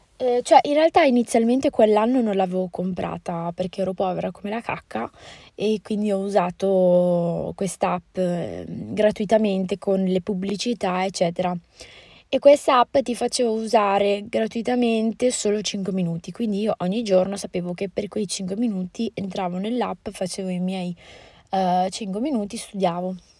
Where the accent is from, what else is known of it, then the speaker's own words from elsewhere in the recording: Italy; also born or lived in Morocco; per noi italiani